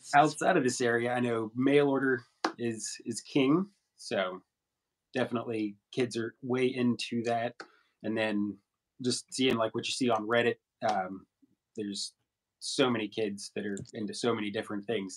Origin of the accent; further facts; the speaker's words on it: St. Albans, West Virginia, United States; now in Charleston, United States; in my hometown of St. Albans